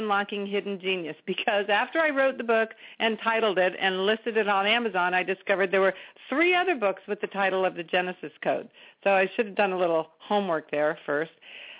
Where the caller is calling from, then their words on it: Chico, California, United States; I'm in Chico, California, where I live.